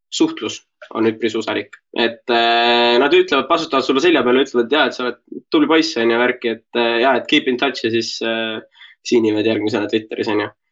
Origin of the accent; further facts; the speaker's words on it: Estonia; kui mult küsiti, et noh, et äh, kust ma pärit olen, ma ütlesin Eesti